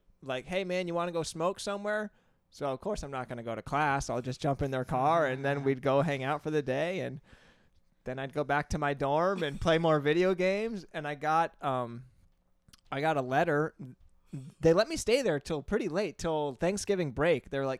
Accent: Plattsburgh, New York, United States; I dropped out of Plattsburgh State. It's a SUNY school. It's from the town that I grew up in, so I didn't have to travel far.

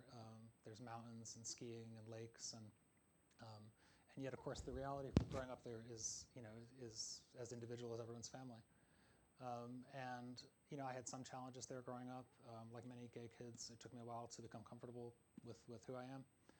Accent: Pittsfield, Massachusetts, United States; moved away; I often fly over my hometown, which is Pittsfield, the small city in western Massachusetts that features in the book as well.

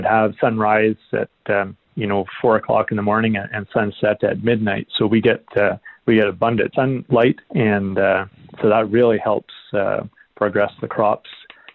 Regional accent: Stormont County, near Cornwall, Ontario, Canada; moved away as an adult; now in Peace River Country, Canada; we grew up in Stormont County, so just outside of Cornwall, Ontario, along the St. Lawrence River

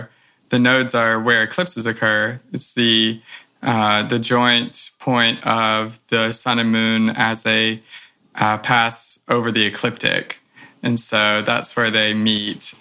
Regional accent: Louisiana, United States; moved away as an adult; now in San Diego, United States; I'm approaching my second year here in San Diego. I'm from Louisiana.

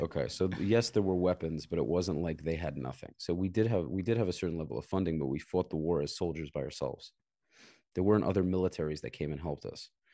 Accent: New York City, New York, United States; moved away as an adult; also born or lived in Israel; I grew up in Brooklyn

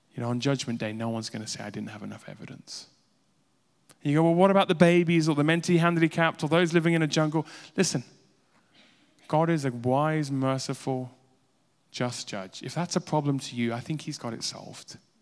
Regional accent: Uganda; I grew up in Edi Army in Uganda

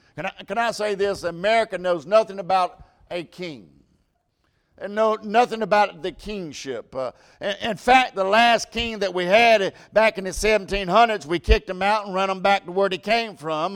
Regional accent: United States; I'm an American

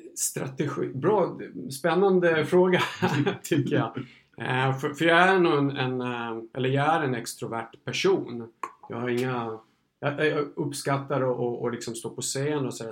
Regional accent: Gotland, Sweden; moved away; som gotlänning

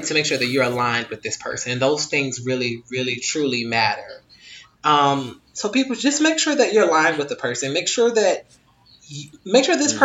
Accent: United States; I am American

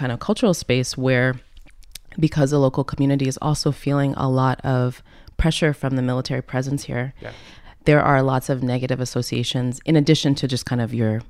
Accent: Virginia, United States; So the river that ran through my town is called the Rappahannock. I grew up near the Potomac, Quantico, all those places.

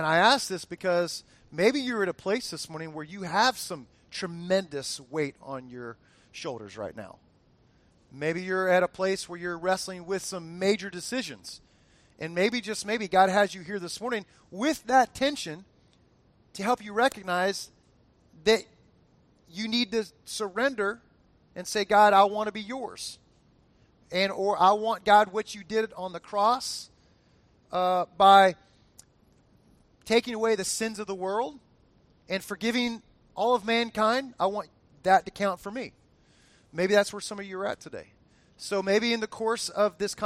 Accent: South Florida, United States; that I grew up with in South Florida

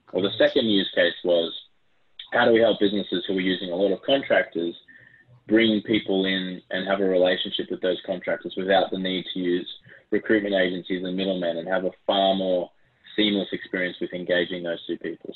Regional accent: Australia; accent: Aussie; also born or lived in Brisbane, Australia; You can probably tell from my Aussie accent

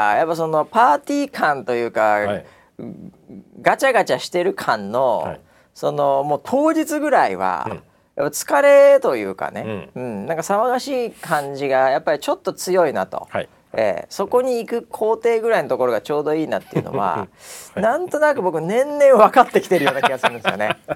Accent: United States; now in Japan; 僕なんかはやっぱりね、うん、えー、アメリカ育ちなんで

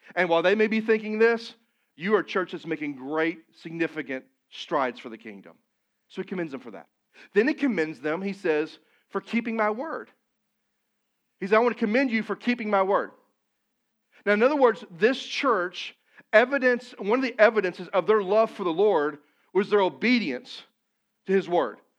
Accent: Missouri, United States; moved away; I'm from Missouri

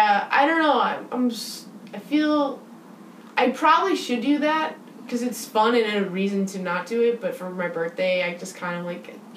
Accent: Midwest, United States; I grew up in the Midwest

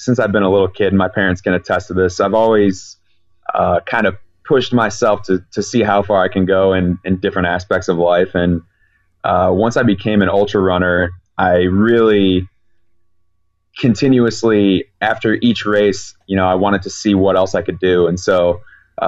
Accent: Chicago, Illinois, United States

